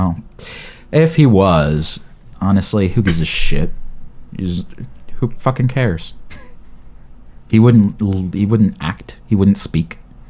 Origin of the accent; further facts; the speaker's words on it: Australia; Oh, I'm Australian.